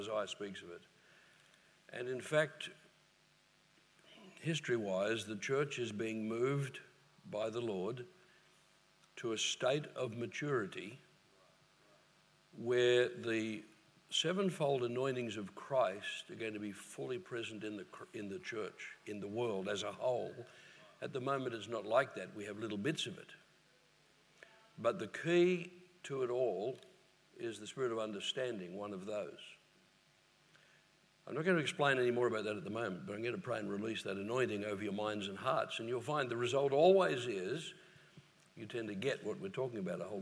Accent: Queensland, Australia; we're from Queensland, sunny Queensland.

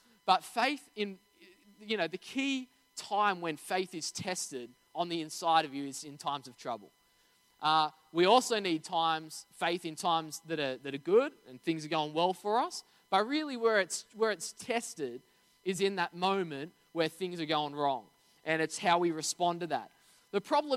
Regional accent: Narara, New South Wales, Australia; we grew up in Narara

